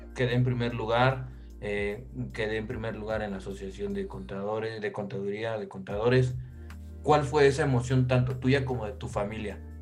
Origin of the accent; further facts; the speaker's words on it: Mexico City, Mexico; yo soy de Pedregal de Santo Domingo